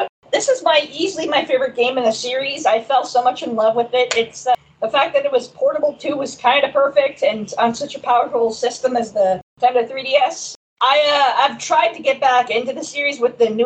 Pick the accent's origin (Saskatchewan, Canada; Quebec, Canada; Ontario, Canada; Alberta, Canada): Saskatchewan, Canada; Saskatoon; my hometown of Saskatoon, Saskatchewan, Canada